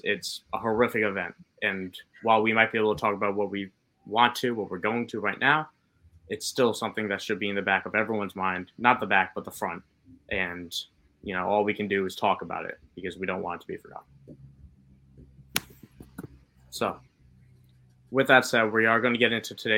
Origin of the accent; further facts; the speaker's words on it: New York, United States; as a New Yorker